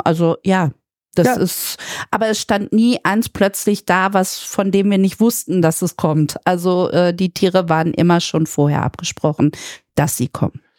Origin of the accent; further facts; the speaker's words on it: Münster, North Rhine-Westphalia, Germany; ich komme aus Münster